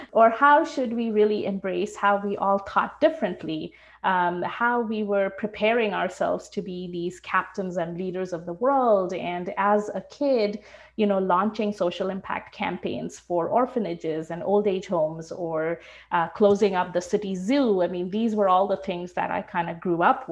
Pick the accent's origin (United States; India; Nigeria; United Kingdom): India; Shillong, Meghalaya; now in Vancouver, Canada; I grew up in India.